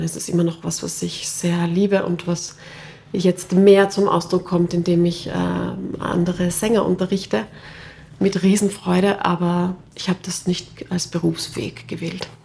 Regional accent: Klosterneuburg, Lower Austria, Austria; ich bin aufgewachsen in Klosterneuburg.

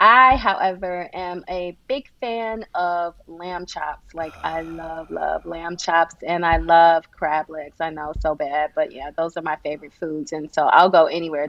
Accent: Midwest, United States; I'm as a Midwesterner

